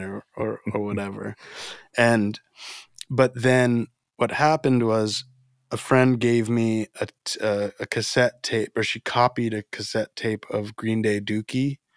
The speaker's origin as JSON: {"language": "English", "region": "Florida", "country": "United States", "tie": "born or raised there", "also_born_or_lived": "Dominican Republic", "said": "I was born in the Dominican Republic and, and grew up in Florida"}